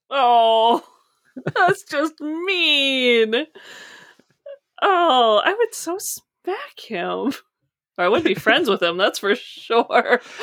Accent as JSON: {"language": "English", "country": "United States", "said": "I'm coming from the States"}